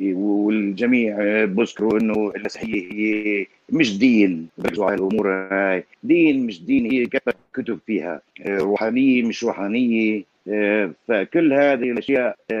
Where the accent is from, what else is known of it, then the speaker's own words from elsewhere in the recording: Palestine; accent: Palestinian; انا لهجتي فلسطينيه